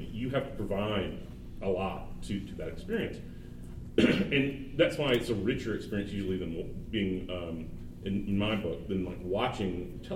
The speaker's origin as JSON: {"language": "English", "town": "Little Rock", "region": "Arkansas", "country": "United States", "said": "I'm from Little Rock, Arkansas, and I come from a culture that frowns upon boys reading"}